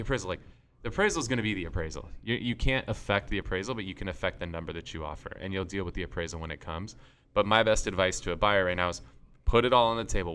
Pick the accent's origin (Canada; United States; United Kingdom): United States; San Diego, California; we're from San Diego, we have the Padres here